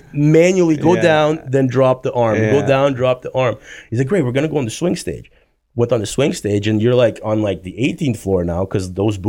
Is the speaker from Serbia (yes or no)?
yes; Serbia; born there; No, I was born in Serbia.